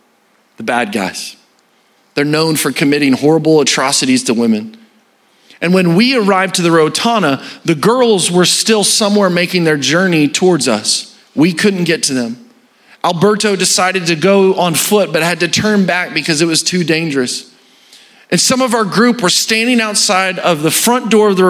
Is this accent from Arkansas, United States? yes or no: yes; Arkansas, United States; I'm from Arkansas.